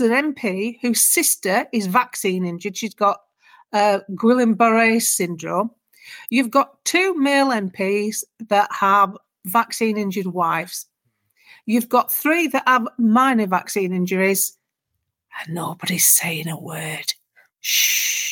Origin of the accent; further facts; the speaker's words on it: United Kingdom; We're British.